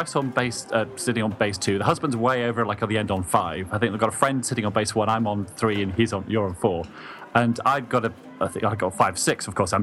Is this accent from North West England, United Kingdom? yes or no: no; London, United Kingdom; I'm from London